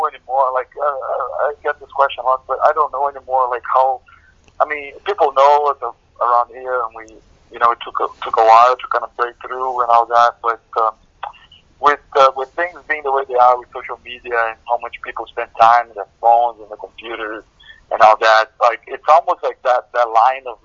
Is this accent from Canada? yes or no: no; Brazil; now in Atlanta, United States; grew up listening to all sorts of different stuff in Latin America. I'm from Brazil